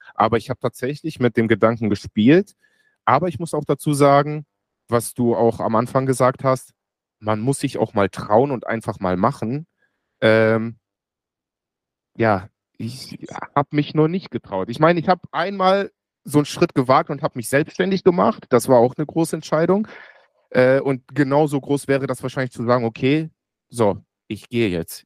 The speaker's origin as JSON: {"language": "German", "country": "Germany", "tie": "born or raised there", "said": "ich bin in Deutschland geboren und aufgewachsen"}